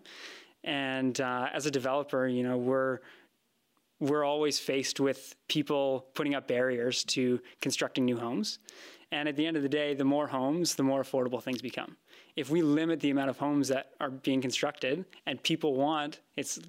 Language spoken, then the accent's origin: English; Vancouver, British Columbia, Canada; I grew up in Vancouver.